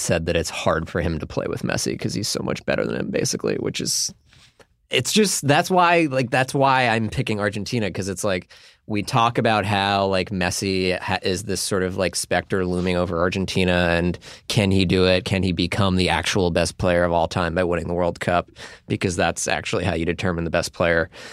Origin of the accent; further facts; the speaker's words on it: United States; as American soccer fans